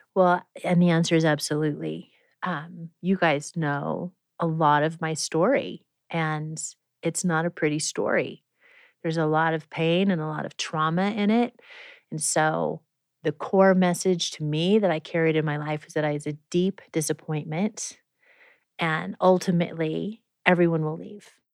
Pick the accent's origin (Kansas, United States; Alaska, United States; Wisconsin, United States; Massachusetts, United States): Kansas, United States; Prairie Village; moved away; I grew up in Prairie Village, Kansas. And the first almost 10 years of my life